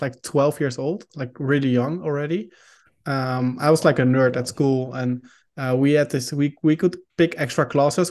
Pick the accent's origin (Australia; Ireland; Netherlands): Netherlands; first language Dutch; English is a second language; I'm Dutch, so I'm from the Netherlands. Uh, we speak Dutch here.